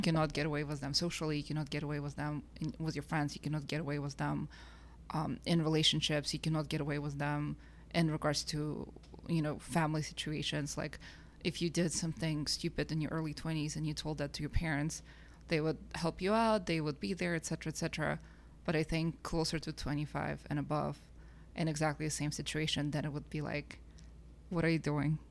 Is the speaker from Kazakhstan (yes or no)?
yes; Kazakhstan; now in Canada; I'm originally from Kazakhstan